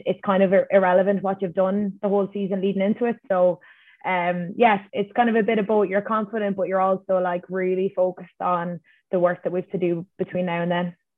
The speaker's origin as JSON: {"language": "English", "country": "Ireland", "said": "as Irish people"}